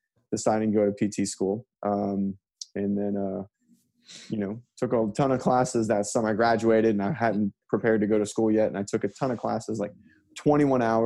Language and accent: English; Orlando, Florida, United States; also born or lived in Miami, Florida; now in Pensacola, United States; I was born in Orlando, but I live in Pensacola now